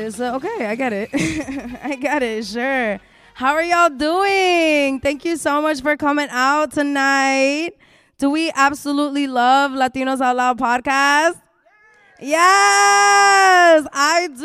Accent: New York City, New York, United States; I'm born and bred in New York City

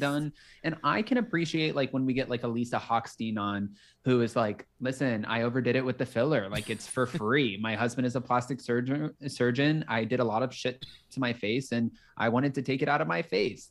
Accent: Palm Beach County, Florida, United States; moved away as an adult; also born or lived in Los Angeles, California; I'm originally from Palm Beach County, Florida, and it's about an hour north of Miami.

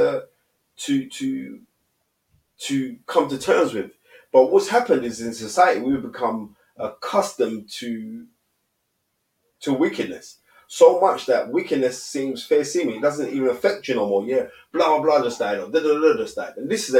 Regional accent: London, United Kingdom; I grew up on Cowley Estate

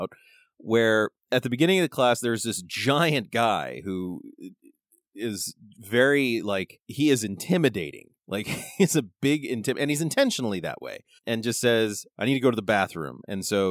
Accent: California, United States; now in Montana, United States; I'm from California

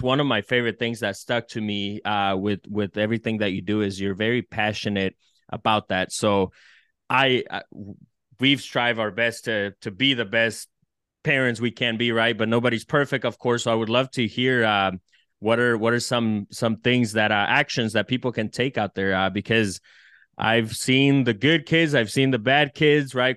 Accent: El Salvador; now in United States; I'm from El Salvador

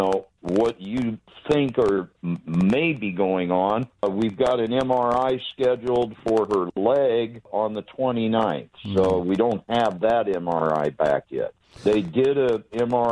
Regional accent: Orange, California, United States; I grew up in the city of Orange. My dad worked as an aerospace engineer in Orange County

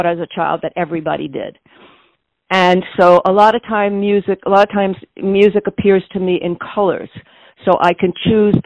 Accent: New York City, New York, United States; now in San Francisco, United States; I was born in the Bronx

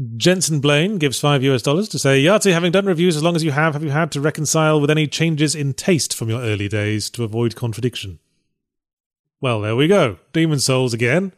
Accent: United Kingdom; accent: British; my quippy British accent

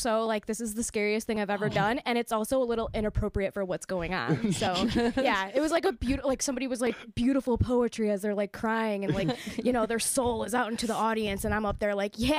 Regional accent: Clarkston, Michigan, United States; now in Ferndale, United States; my good friend Bree, who I grew up with in my hometown of Clarkston

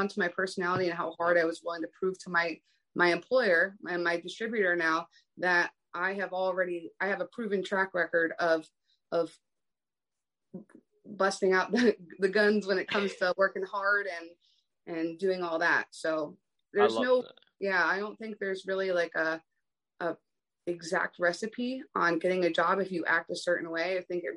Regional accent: East Coast, United States; now in West Coast, United States; I'm from the East Coast. I'm living on the West Coast

